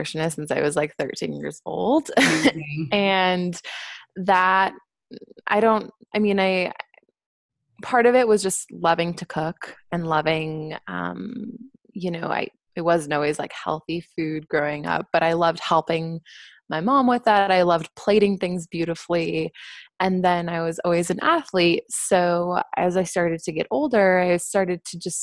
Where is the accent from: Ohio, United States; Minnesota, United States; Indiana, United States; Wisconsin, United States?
Wisconsin, United States; I'm from the Midwest. I'm from Wisconsin.